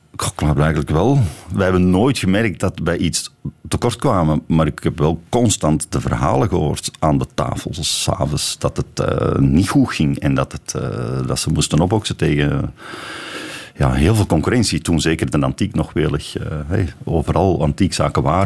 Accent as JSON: {"language": "Dutch", "country": "Belgium", "said": "als Belg"}